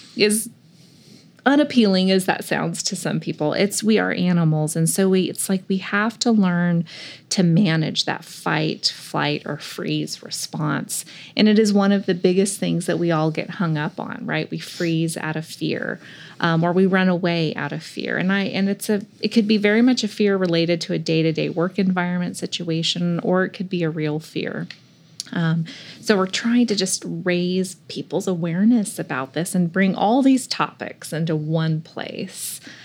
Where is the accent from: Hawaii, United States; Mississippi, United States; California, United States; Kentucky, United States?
California, United States; moved away; I grew up in California near the water, but I was born in the mountains